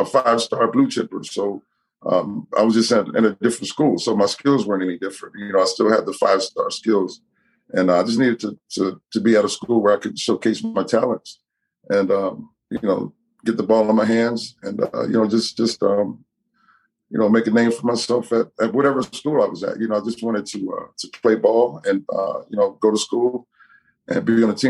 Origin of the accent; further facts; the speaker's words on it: Fairfax, Virginia, United States; my home where I grew up in Fairfax, Virginia, Northern Virginia, close to DC.